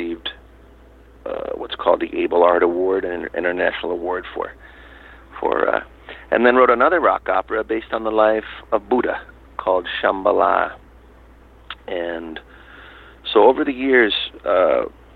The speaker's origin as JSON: {"language": "English", "country": "United States", "tie": "born or raised there", "moved": "yes", "lives_now": "Thailand", "said": "Growing up in America"}